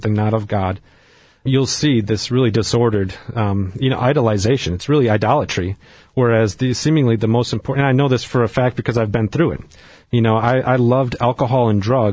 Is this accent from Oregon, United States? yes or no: no; Wisconsin, United States; I grew up in Wisconsin, in a pretty rural part of Wisconsin, and grew up Catholic